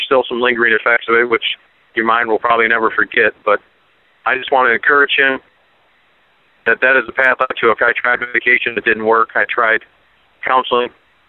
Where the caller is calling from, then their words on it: Columbiaville, Michigan, United States; I'm calling from Columbiaville, Michigan.